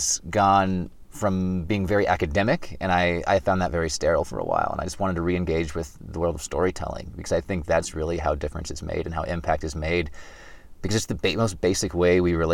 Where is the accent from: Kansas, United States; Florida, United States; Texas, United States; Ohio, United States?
Kansas, United States; moved away as an adult; I'm originally from Kansas, which is in the middle of the country. And so I got out of Kansas after college and moved west